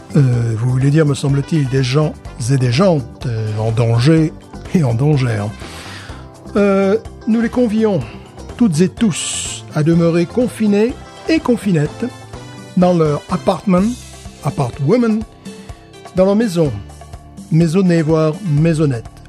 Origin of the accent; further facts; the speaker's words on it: France; now in United States; en tant que Français